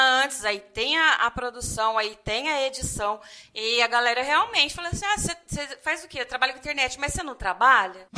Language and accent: Portuguese; Ribeirão Preto, São Paulo, Brazil; eu sou de Ribeirão Preto e quem nasce aqui é Ribeirão Pretano